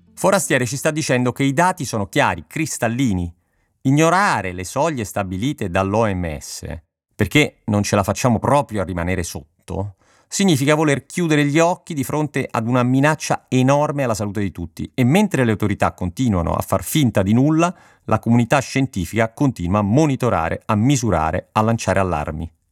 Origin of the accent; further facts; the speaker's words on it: Rome, Lazio, Italy; moved away as an adult; now in Milan, Italy; appena mi sono trasferito da Roma